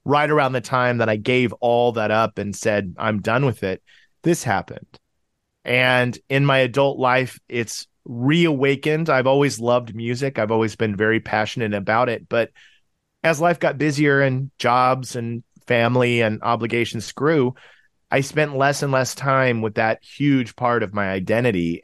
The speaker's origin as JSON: {"language": "English", "town": "Tulsa", "region": "Oklahoma", "country": "United States", "tie": "born or raised there", "also_born_or_lived": "Chicago suburbs, Illinois / Urbana-Champaign, Illinois", "moved": "as an adult", "lives_now": "Los Angeles, United States"}